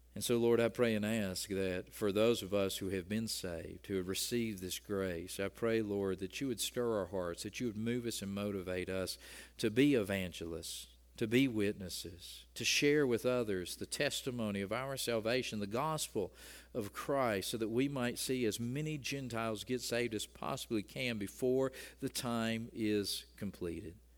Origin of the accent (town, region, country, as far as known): United States